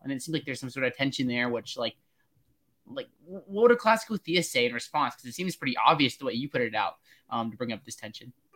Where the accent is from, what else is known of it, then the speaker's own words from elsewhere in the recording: Pennsylvania, United States; I'm from Pennsylvania